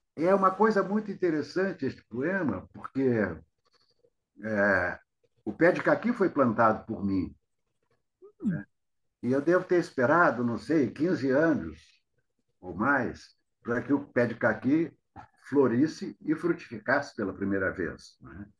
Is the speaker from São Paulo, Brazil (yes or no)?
no; Rio de Janeiro, Brazil; also born or lived in Itaperuna, Rio de Janeiro, Brazil; Eu fui criado no Rio, fui para o Rio com 10 anos, quando meus pais se mudaram